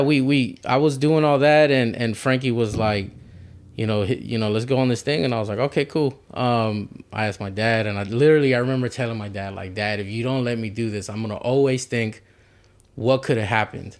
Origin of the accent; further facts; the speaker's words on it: Houston, Texas, United States; I'm from the South Side, too